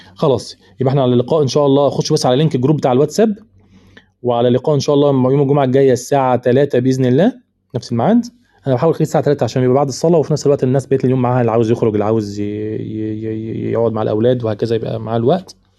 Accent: Egypt; عندنا في مصر

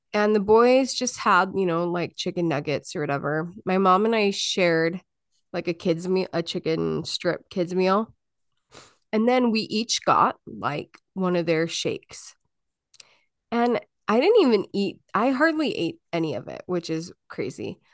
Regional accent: Utah, United States; moved away; I grew up in Utah.

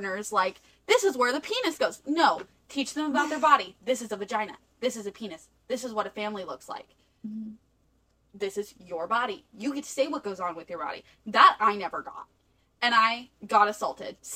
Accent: the South, United States; we're from the South

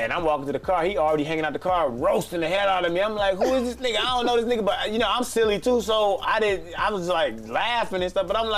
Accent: Midwest, United States; I'm from the Midwest

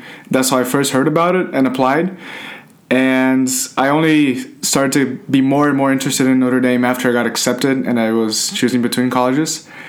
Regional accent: Campinas, São Paulo, Brazil; moved away as an adult; now in Indiana, United States; I'm originally from Campinas, Brazil, which is an hour and a half away from São Paulo City. And I went to an American school in Campinas, so my curriculum was American as in any American high school here.

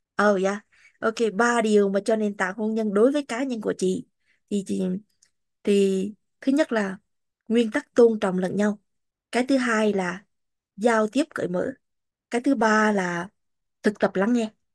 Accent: Vietnam; first language Vietnamese; moved away as an adult; now in United States; mình sinh ra và lớn lên ở Việt Nam ngôn ngữ chính của mình là Việt Nam Vietnamese

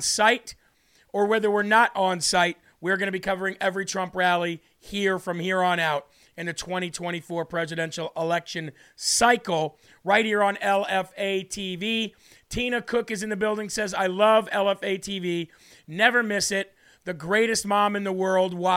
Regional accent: New Hampshire, United States; my fellow New Hampshireite.

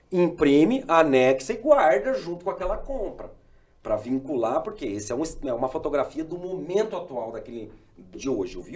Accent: Umuarama, Paraná, Brazil; born there; also born or lived in Mato Grosso; Minha mãe é gaúcha, meu pai é paranaense, eu nasci em Moarama, no Paraná. Hoje retornei, moro aqui próximo de vocês.

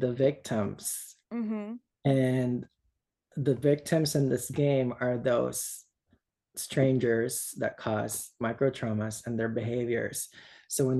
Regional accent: Philippines; English is a second language; moved away as an adult; now in United States; I grew up in the Philippines.

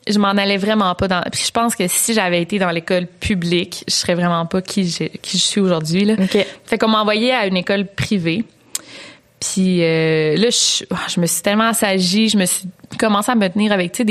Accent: Quebec City, Quebec, Canada; Moi, je viens de Québec.

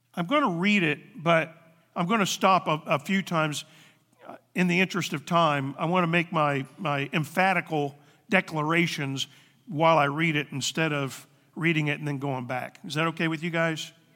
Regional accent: the Bible Belt, the South, United States; now in Ohio, United States; We come from the South, the Bible Belt

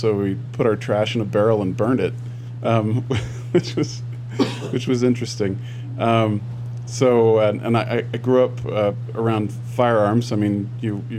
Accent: Kuna, Idaho, United States; also born or lived in Boise, Idaho; now in Cedar City, United States; Well, I grew up in Idaho. I was born in Boise and lived there till I was four. Then my family moved out to a town called Cuna, about 20 miles southwest of there.

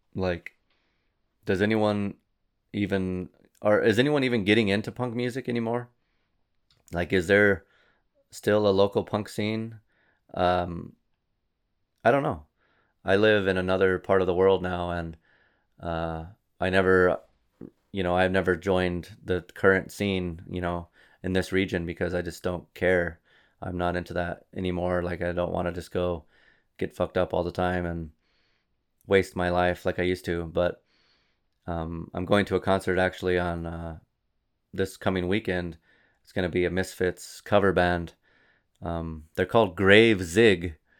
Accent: New Mexico, United States; I'm from New Mexico

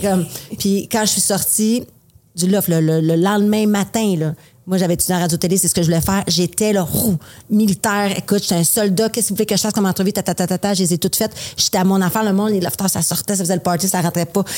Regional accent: Quebec City, Quebec, Canada; je viens de Québec

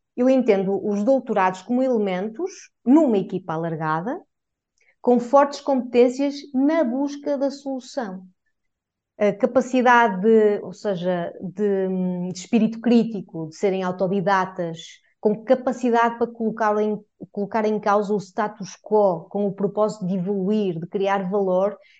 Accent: Portugal; enquanto portuguesa

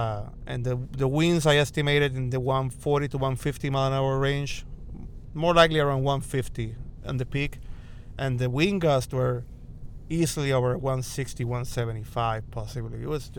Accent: Puerto Rico; My first storm actually was at 4 years old, Hurricane Hugo in 1989. Category 4, actually. It hit Puerto Rico

